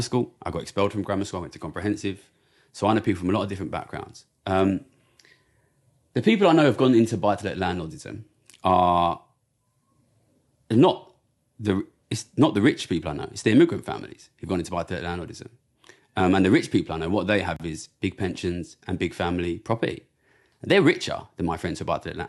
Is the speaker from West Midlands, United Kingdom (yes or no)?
no; Ilford, London, United Kingdom; I grew up in Ilford, which is a very, very immigrant area